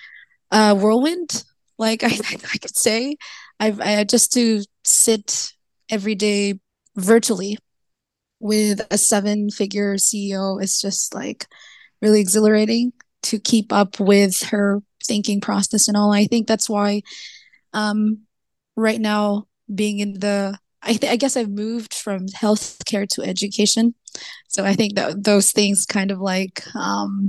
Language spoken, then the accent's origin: English; Philippines; I'm from the Philippines.